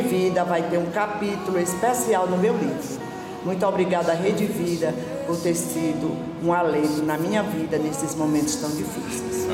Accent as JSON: {"language": "Portuguese", "town": "Brejo", "region": "Maranhão", "country": "Brazil", "said": "sou maranhense da cidade de Brejo"}